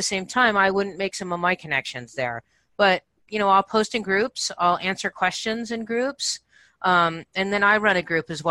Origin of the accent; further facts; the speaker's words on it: Santa Barbara, California, United States; moved away; I'm from Santa Barbara in that area